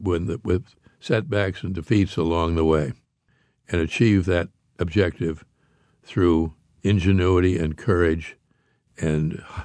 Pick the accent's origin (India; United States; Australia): United States; Pittsburgh, Pennsylvania; I grew up in Pittsburgh, Pennsylvania, which has more bridges even than Paris.